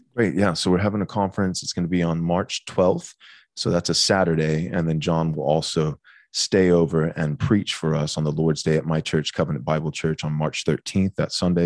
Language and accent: English; Bay City, Texas, United States; I grew up in a pastor's home, um, in Bay City, Texas. So I was born and raised in Texas.